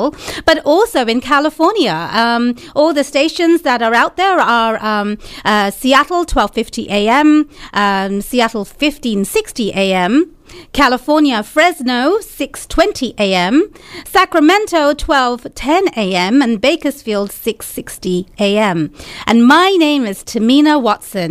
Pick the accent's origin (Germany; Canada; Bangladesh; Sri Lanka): Bangladesh; moved away as an adult; also born or lived in London, United Kingdom; now in United States; I was born in London, UK, and then I lived in Bangladesh for a little while. So my family is from Bangladesh.